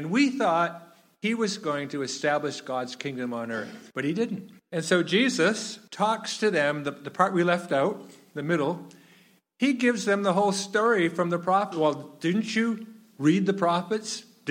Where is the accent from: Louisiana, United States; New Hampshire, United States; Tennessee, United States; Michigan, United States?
New Hampshire, United States; also born or lived in Rhode Island / Maine / Massachusetts / Minnesota; Now, I grew up in New Hampshire, but Sharon and I have lived in New Hampshire, Rhode Island, Maine, Massachusetts, Minnesota, South Carolina, Vermont, and Missouri. Going to school and stuff. But New England is home.